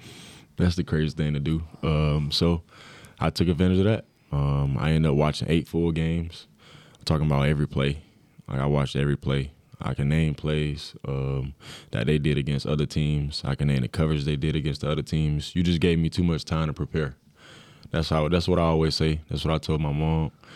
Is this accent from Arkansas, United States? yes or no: no; Florida, United States; born or raised there; moved away as an adult